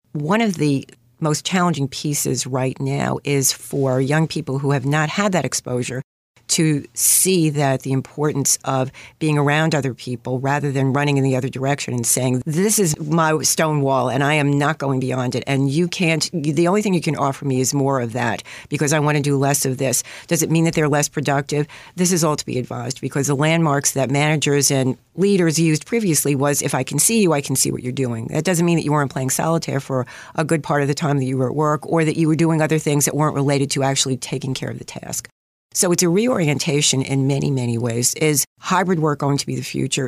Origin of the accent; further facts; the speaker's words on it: New York City, New York, United States; accent: New York; I grew up in Queens, Queensfield, to be exact